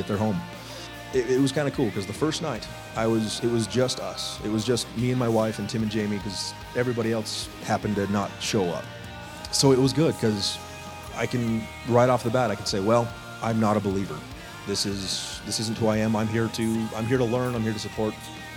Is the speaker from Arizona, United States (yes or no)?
yes; Chino Valley, Arizona, United States; I was raised here in this area. I was raised in Chino Valley. We moved here when I was about 5 years old.